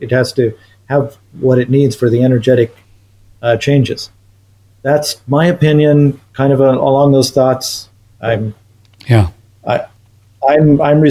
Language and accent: English; Missoula, Montana, United States; now in Canada; I was born in Missoula, and I lived in Missoula several times since.